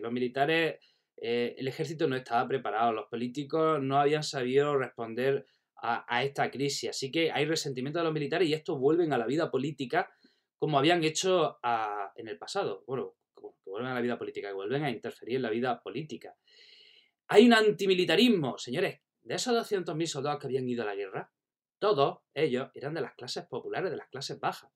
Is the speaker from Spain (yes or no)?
yes; Spain; cómo somos los españoles